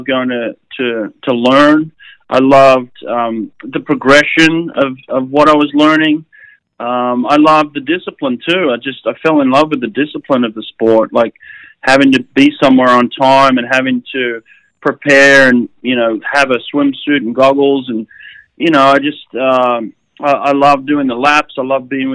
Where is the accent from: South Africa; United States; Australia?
Australia; Sydney, New South Wales; I grew up near Maroubra Beach and spent a lot of time in the ocean